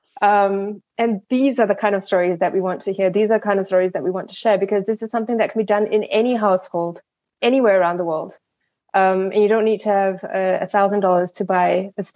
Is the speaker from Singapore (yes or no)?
yes; Singapore; I come from Singapore